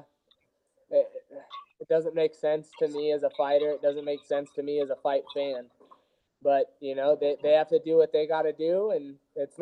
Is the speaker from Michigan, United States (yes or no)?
no; California, United States; born or raised there